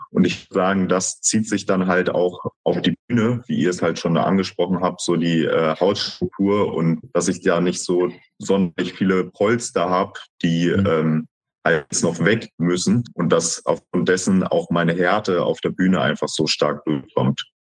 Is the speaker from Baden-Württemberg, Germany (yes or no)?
no; Berlin, Germany; ich komme ja aus Berlin, dass ich dort halt ein Einzelstudio, nämlich die XXXL Schmiede, gefunden habe und dort halt mit 14 schon im Studio anfangen konnte zu trainieren